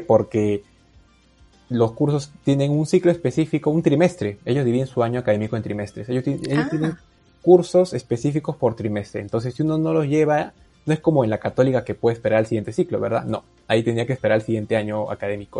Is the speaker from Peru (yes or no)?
yes; Peru; first language Spanish; soy peruano